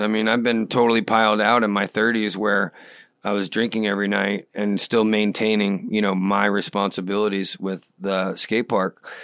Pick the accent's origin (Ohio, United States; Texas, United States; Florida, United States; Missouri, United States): Florida, United States; Brandon; also born or lived in Islip, Long Island, New York; we landed in Brandon